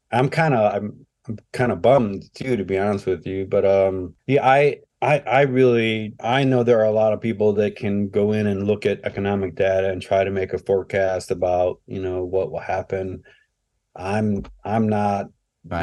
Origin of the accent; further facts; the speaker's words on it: Ohio, United States; i was born and raised here in ohio